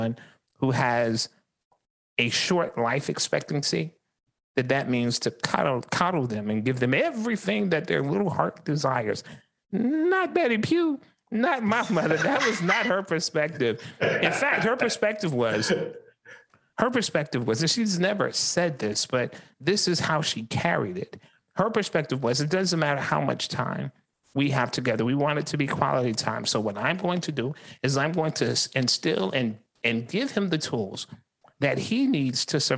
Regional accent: Columbia, South Carolina, United States; I was born right here in Columbia, South Carolina, in the 29203.

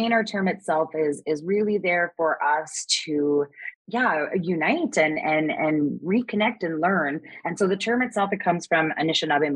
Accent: Edmonton, Alberta, Canada; I am from Emiskwetchwaskagin, or known colonially as Edmonton, in Treaty 6 territory

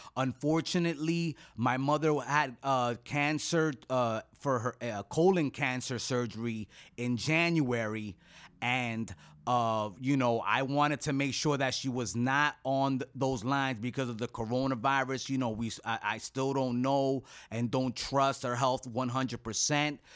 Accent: United States; as an American

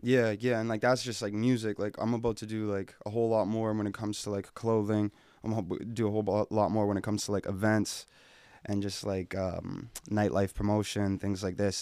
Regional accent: Edmonton, Alberta, Canada; I'm born and raised here, Edmonton, Alberta

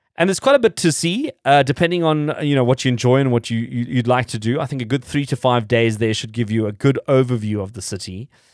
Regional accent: South Africa; we're South African

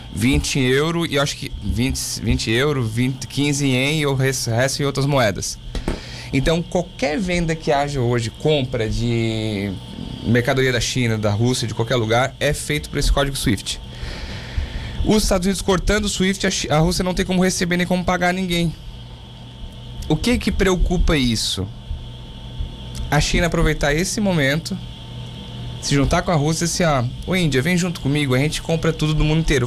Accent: Laguna, Santa Catarina, Brazil; me criei em Laguna, morei em Laguna dos 5 aos 20

